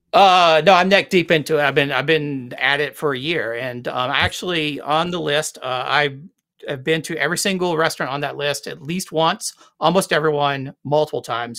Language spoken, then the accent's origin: English; Greenville, South Carolina, United States; also born or lived in Columbia, South Carolina; I grew up in Greenville, South Carolina